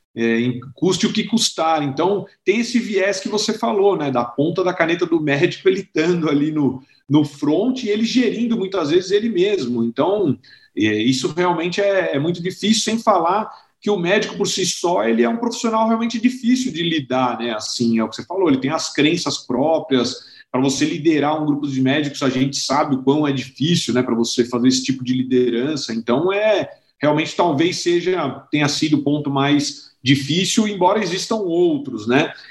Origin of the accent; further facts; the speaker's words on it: São Paulo, Brazil; sou original aqui de São Paulo, né? Então eu nasci aqui é, em São Paulo, estudei aqui no Colégio Rio Branco